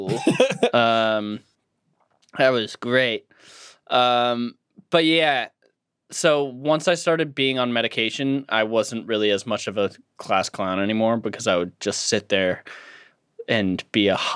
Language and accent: English; Cape Elizabeth, Maine, United States; grew up on a cape. Cool. Because my hometown was called Cape Elizabeth.